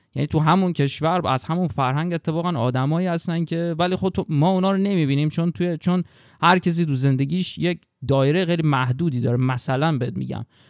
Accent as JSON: {"language": "Persian", "town": "Babol", "region": "Mazandaran", "country": "Iran", "tie": "born or raised there", "said": "من توی بابل که به دنیا اومدم از ابتدایی رفتم راهنمایی"}